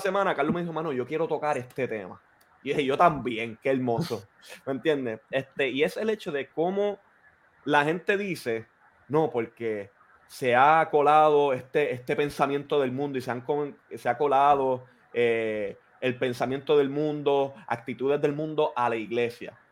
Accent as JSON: {"language": "Spanish", "country": "Puerto Rico", "tie": "born or raised there", "said": "crecimos, los cuatro crecimos en Puerto Rico"}